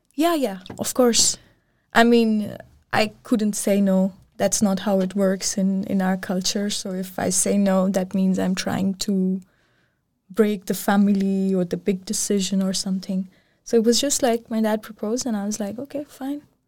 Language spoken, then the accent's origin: English; Pakistan; also born or lived in Copenhagen, Denmark; now in Aarhus, Denmark; I'm from Pakistan